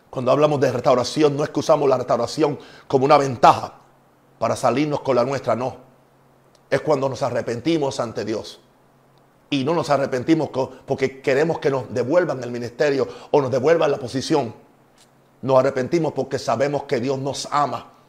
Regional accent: Puerto Rico; also born or lived in United States; Yo soy puertorriqueño. También me dicen gringo porque vengo de Estados Unidos.

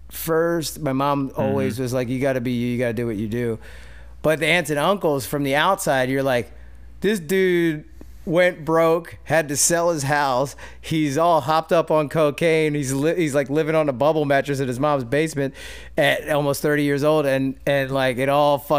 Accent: West Chester, Pennsylvania, United States; moved away; I grew up outside of Philly in Westchester

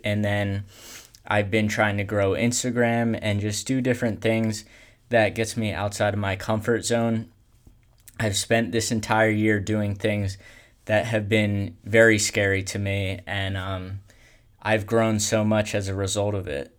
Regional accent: Pennsylvania, United States; I am from Pennsylvania

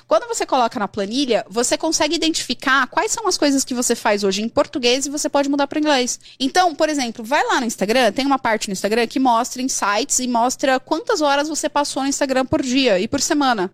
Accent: Brazil; Eu sou brasileira

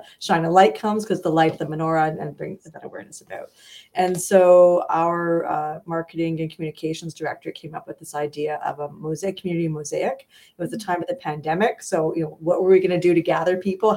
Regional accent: Montreal, Quebec, Canada; also born or lived in London, Ontario; now in Edmonton, Canada; I came here from London, Ontario. I'm originally from Montreal, and just made this place home.

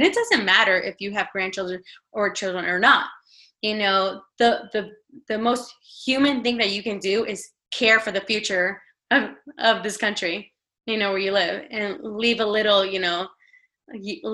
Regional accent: Elizabeth, New Jersey, United States; now in Ocean County, United States; I grew up in Elizabeth

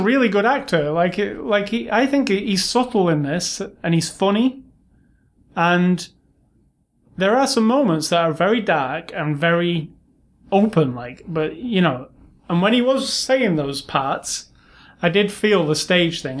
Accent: United Kingdom; now in United States; I'm British

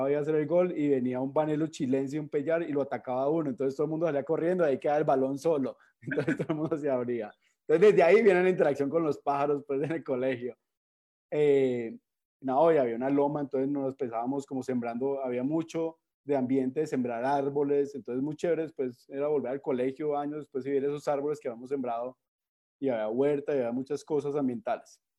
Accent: Cali, Valle del Cauca, Colombia; yo soy caleño, aunque el acento no lo diga, eh, pues me crié aquí en Cali

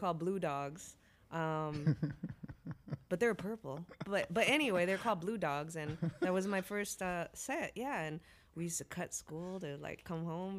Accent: Bay Area, California, United States; growing up in the Bay Area, it's just so diverse that you're exposed to all types of genres.

